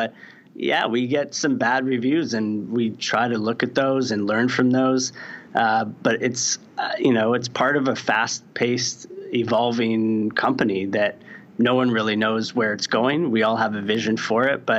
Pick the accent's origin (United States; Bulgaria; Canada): Canada; Saskatoon, Saskatchewan; moved away; I'm from Saskatoon, Saskatchewan. It's a small city. I think maybe there's 300,000 people now, but there was probably 200,000 when I was growing up there